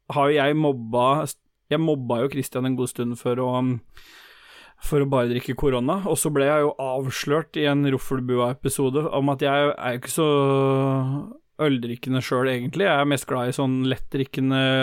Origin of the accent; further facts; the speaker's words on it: Lambertseter, Oslo, Norway; Jeg er fra Lambertseter